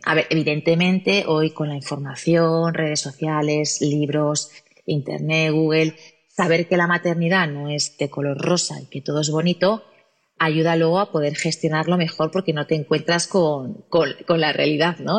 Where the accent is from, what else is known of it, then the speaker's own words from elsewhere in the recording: Gijón, Asturias, Spain; nacida en Gijón, Asturias